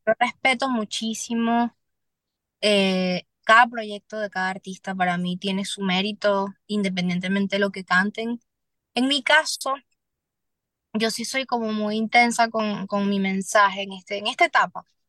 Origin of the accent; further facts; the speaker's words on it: Venezuela; moved away as an adult; now in Miami, United States; hay muchas circunstancias difíciles en mi país